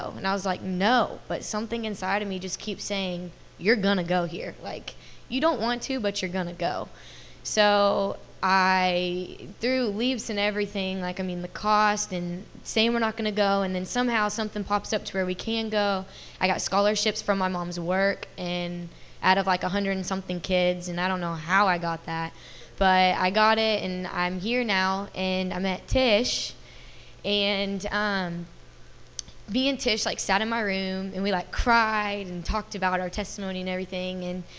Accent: Dallas, Texas, United States; And, I come from a junior college in Kansas. I'm from Dallas, Texas.

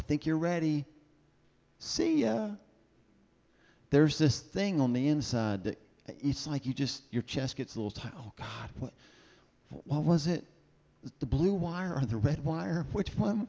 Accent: the South, United States; I'm from the South

